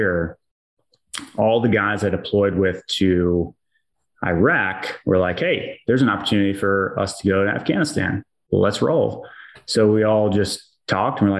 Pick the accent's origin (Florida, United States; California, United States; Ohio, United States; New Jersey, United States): Florida, United States; Melbourne; also born or lived in Torrington, Connecticut; now in St. Petersburg, United States; I was born in Connecticut, small town, Torrington, moved when I was young to Florida over in Melbourne